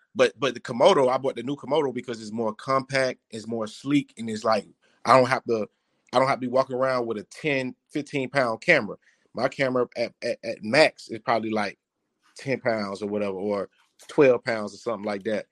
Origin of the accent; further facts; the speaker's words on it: Miami, Florida, United States; I'm from Liberty City. I played at Miami High